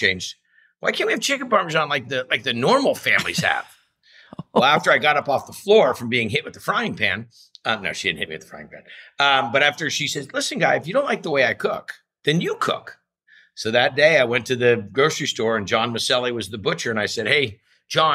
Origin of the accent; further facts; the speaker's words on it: Ferndale, California, United States; I was raised in a little town in Northern California